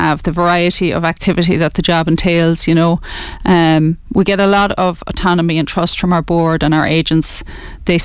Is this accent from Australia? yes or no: no; Kilkenny, Leinster, Ireland; also born or lived in Letterkenny, Donegal; I was born up in Donegal in Letterkenny. Moved to Kilkenny when I was 9